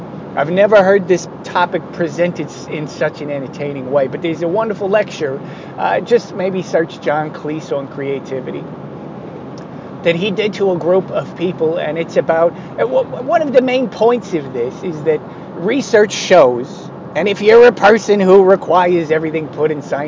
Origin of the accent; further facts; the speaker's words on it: United States; as an American kid